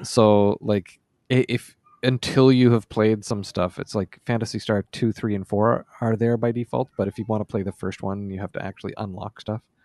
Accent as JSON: {"language": "English", "region": "Nova Scotia", "country": "Canada", "tie": "born or raised there", "also_born_or_lived": "Amherst, Nova Scotia / Valley, Nova Scotia", "said": "in summer of ninety-five, I moved from Amherst, Nova Scotia to for Rome, Nova Scotia."}